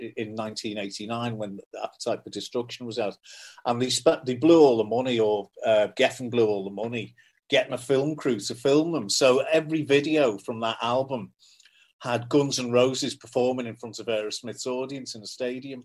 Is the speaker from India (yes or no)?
no; Liverpool, North West England, United Kingdom; I'm from Kensington in Liverpool, which is a very working class area.